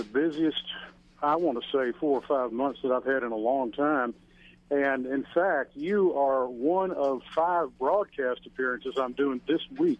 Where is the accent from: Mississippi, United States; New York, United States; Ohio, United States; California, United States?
Mississippi, United States; Pascagoula; And I grew up in Pascagoula, Mississippi, on the Upper Gulf Coast.